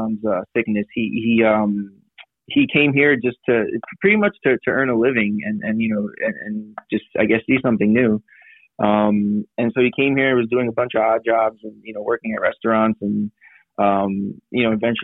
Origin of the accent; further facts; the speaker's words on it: New York City, New York, United States; now in San Diego, United States; I grew up in Brooklyn, New York